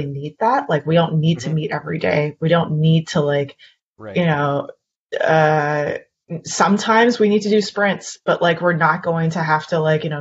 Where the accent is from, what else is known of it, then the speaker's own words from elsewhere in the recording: Canada; I'm Canadian